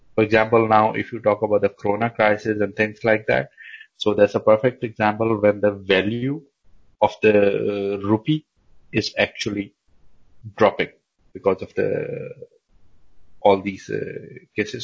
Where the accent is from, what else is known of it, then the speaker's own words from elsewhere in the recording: Pakistan; moved away as an adult; now in Denmark; I come from Pakistan and I've been in Denmark for almost nine years now